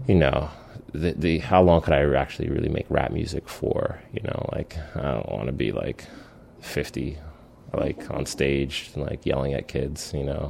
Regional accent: Spring Valley, New York, United States; moved away as an adult; also born or lived in Philadelphia; I'm from New York State, from a small town called Spring Valley.

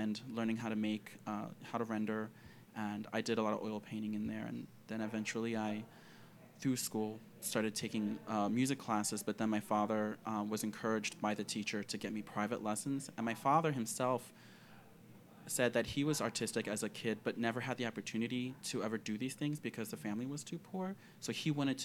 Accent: Philadelphia, Pennsylvania, United States; I grew up in Philadelphia

